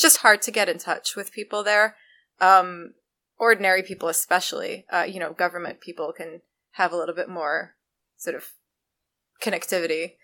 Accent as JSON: {"language": "English", "country": "Canada", "moved": "yes", "lives_now": "United States", "said": "I'm Canadian"}